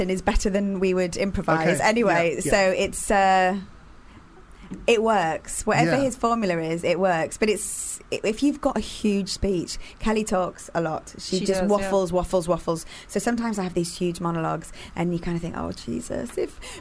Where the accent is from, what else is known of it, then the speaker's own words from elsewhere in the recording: Carlisle, North West England, United Kingdom; moved away; I'm from Carlisle originally